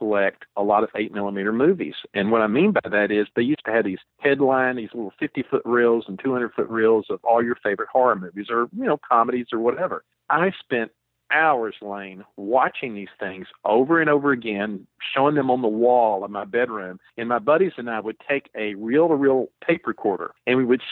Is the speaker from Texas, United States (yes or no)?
yes; Texas, United States; growing up in Texas